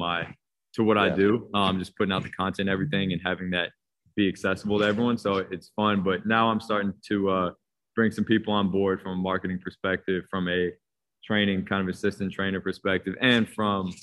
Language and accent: English; Washington, District of Columbia, United States; I grew up in Washington, D.C., long story short, hooped all the way up through high school